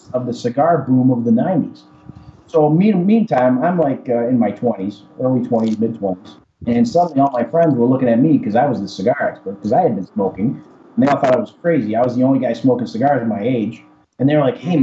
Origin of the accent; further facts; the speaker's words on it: Chicago, Illinois, United States; I was born in Chicago, if you couldn't tell by my accent. So I'm a Chicago Cuban American, as I like to call myself. I grew up as any American kid would